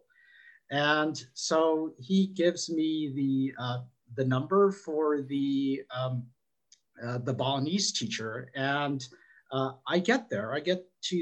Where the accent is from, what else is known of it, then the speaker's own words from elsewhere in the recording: San Diego, California, United States; where I grew up in San Diego